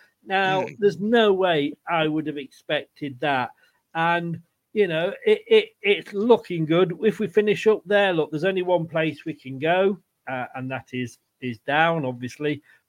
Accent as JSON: {"language": "English", "town": "Leicester", "region": "East Midlands", "country": "United Kingdom", "tie": "born or raised there", "said": "Where I grew up in Leicester."}